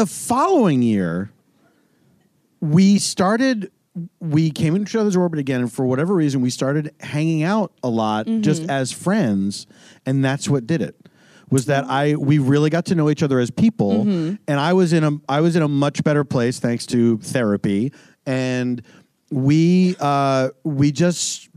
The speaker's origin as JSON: {"language": "English", "town": "Philadelphia", "region": "Pennsylvania", "country": "United States", "tie": "born or raised there", "also_born_or_lived": "Los Angeles / New York", "moved": "as an adult", "said": "I grew up in Philadelphia"}